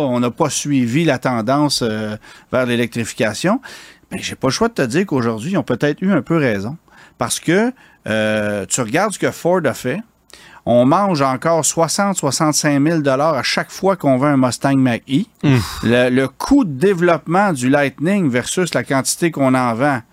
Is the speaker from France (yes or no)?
no; Quebec, Canada; chez nous au Québec